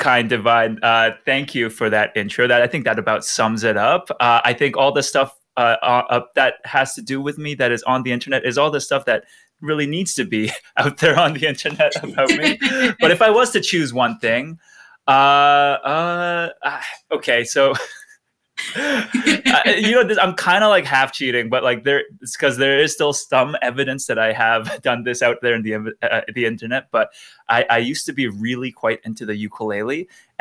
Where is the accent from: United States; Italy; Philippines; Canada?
Canada; Langley, British Columbia; there's this pretty crazy ukulele scene in Langley, which is my hometown